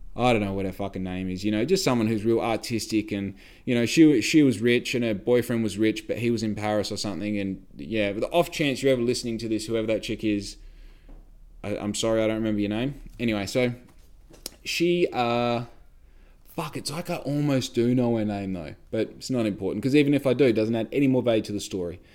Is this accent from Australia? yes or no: yes; Australia